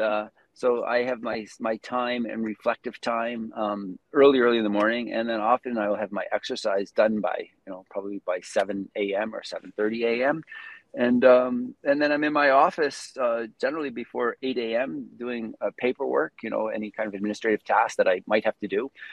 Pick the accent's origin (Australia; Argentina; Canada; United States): Canada; Prince Edward Island; now in Calgary, Canada; I'm originally from Prince Edward Island, the far east coast of Canada.